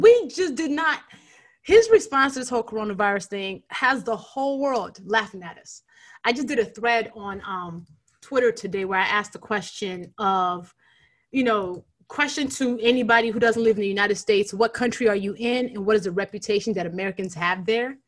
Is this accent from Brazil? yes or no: no; Nigeria; the Nigerian who wants to be a writer